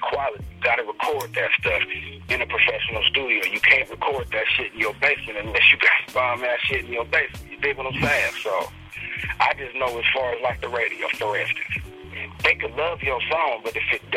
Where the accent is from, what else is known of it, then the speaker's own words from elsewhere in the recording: Oceanside, California, United States; I'm from Oceanside.